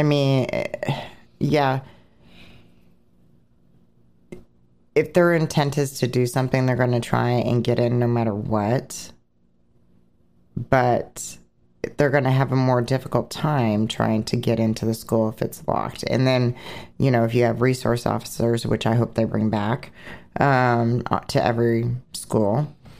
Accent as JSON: {"language": "English", "region": "Oregon", "country": "United States", "tie": "born or raised there", "said": "I was born in Oregon"}